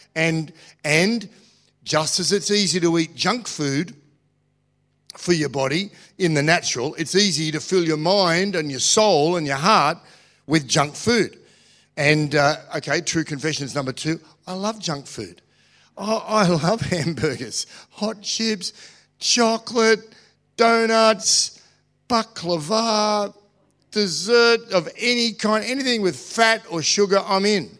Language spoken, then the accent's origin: English; Australia; I'm an Australian